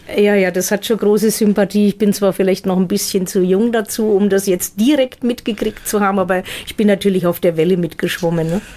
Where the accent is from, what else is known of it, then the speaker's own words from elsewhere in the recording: Heroldsberg, Bavaria, Germany; now in Fürth, Germany; aufgewachsen bin ich in Heroldsberg, Landkreis Erlangen